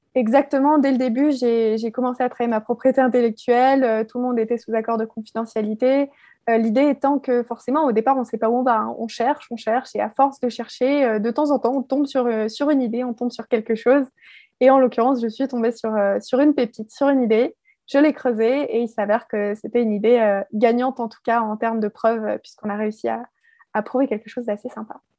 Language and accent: French; Alsace, Grand Est, France; je suis originaire d'Alsace